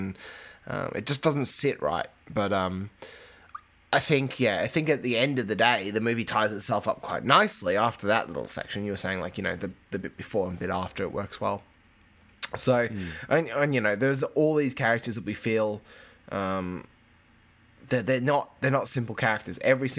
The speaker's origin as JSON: {"language": "English", "region": "England", "country": "United Kingdom", "tie": "born or raised there", "moved": "yes", "lives_now": "Australia", "said": "I grew up in England"}